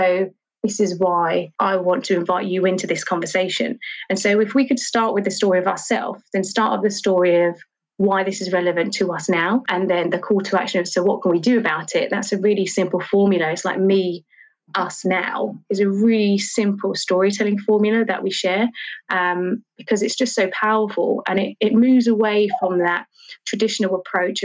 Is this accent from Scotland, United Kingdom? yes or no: no; London, United Kingdom; I grew up in Charlton